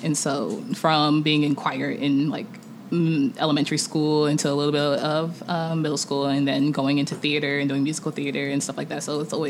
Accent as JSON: {"language": "English", "country": "Nigeria", "said": "I'm Nigerian, so like it comes from me just always listening to traditional music and Afrobeat"}